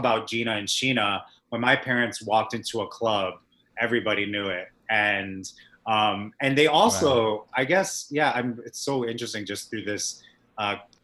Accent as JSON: {"language": "English", "region": "Massachusetts", "country": "United States", "tie": "born or raised there", "also_born_or_lived": "Los Angeles", "moved": "as an adult", "lives_now": "New York, United States", "said": "I was born in Massachusetts."}